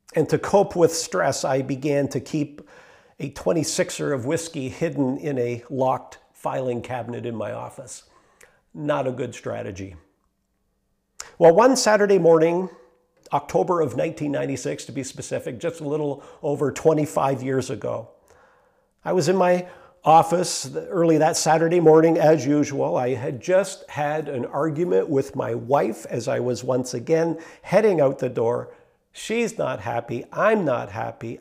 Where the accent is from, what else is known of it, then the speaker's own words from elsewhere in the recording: Meaford, Ontario, Canada; also born or lived in Mount Forest; I was born in Meaford and, uh, raised there